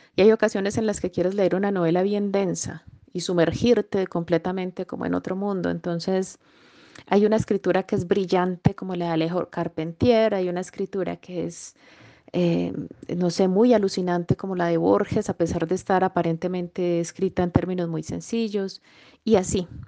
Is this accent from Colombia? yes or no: yes; Jericó, Antioquia, Colombia; also born or lived in Medellín, Colombia; Yo nací en Medellín, Colombia, pero me trasladé a vivir a los ocho añitos a el municipio de Jericó, Antioquia